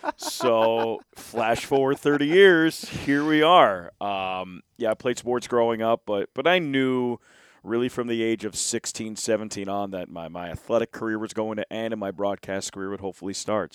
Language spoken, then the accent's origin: English; Philadelphia, Pennsylvania, United States; I grew up in Philadelphia